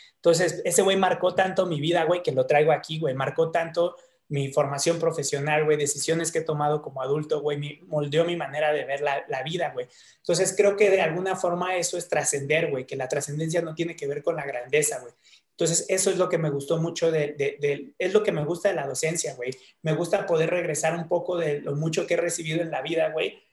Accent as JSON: {"language": "Spanish", "region": "Mexico City", "country": "Mexico", "tie": "born or raised there", "said": "nací en, este, en la Nueva Santa María y de ahí, güey, este, la verdad, como desde los cinco años, yo creo, hasta los 15, 16, viví en Tlatelolco"}